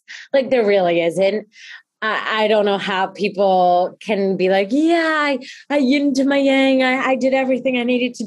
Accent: Mendham, New Jersey, United States; I grew up in Mendham, New Jersey, from a family of entrepreneurs

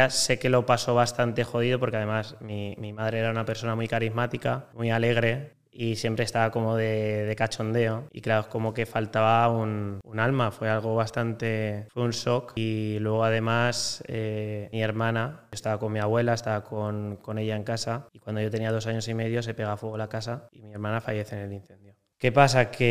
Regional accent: Valencia, Valencian Community, Spain; also born or lived in Lleida; tengo 29 años, eh, nací en Lleida, pero toda mi vida he vivido en Valencia. Y la verdad que viví en Valencia desde que tengo un año

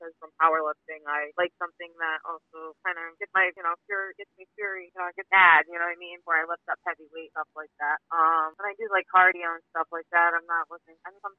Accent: New York, United States; I'm from New York. I live in New York.

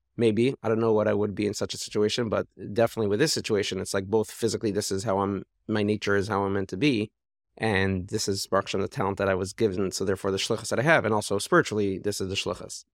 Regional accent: Toronto, Ontario, Canada; moved away; I grew up in Toronto

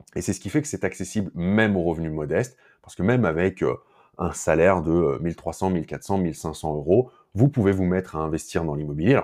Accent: France; chez nous en France

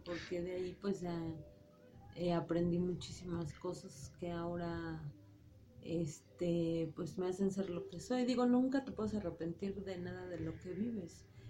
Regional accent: Mexico City, Mexico; nací en el DF un 30 de julio de 1979

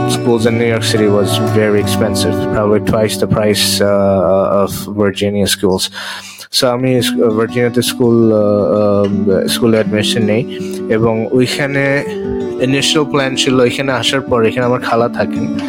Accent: Dhaka, Dhaka Division, Bangladesh; moved away as an adult; also born or lived in Virginia; now in New York City, United States; আমি বাংলাদেশ থেকে আসছিলাম ঢাকাতে বড় হয়েছি

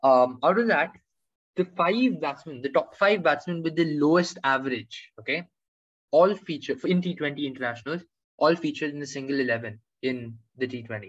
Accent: Australia; I kind of identify myself as an Australian supporter, having been born in Australia and all.

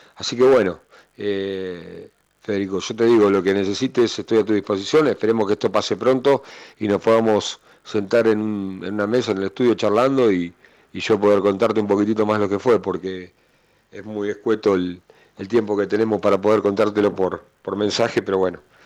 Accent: Argentina

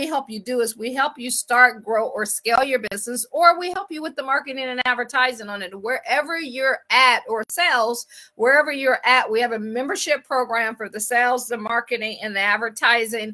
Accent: Akron, Ohio, United States; moved away as an adult; also born or lived in Washington, D.C. area / Baltimore / Boston / Pittsburgh; I am from Akron. I always like to say I grew up shy, sheltered, and in church basically 6 days a week

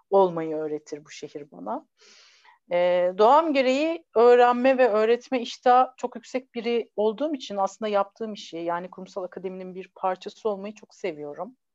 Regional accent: Ankara, Turkey; also born or lived in Istanbul; now in İzmir, Turkey; bir Ankaralı, bir İstanbullu ve bir İzmirli kadınım aslında. Ee, bir Ankaralı olarak disiplinli, İstanbullu olarak e, hızlı, pratik ve böyle bilgi peşinde koşan biriyim. Daha çok yeni İzmirliyim

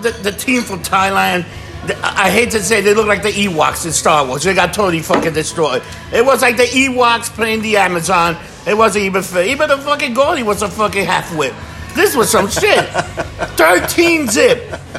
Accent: United States; We're fucking American.

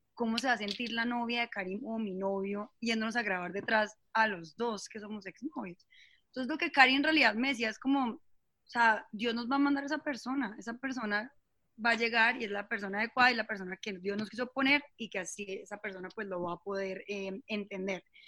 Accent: Bucaramanga, Santander, Colombia; moved away as an adult; also born or lived in Bogotá; soy de Bucaramanga. Eh, eh, estudié allá todo el tema del colegio, después me fui a Bogotá

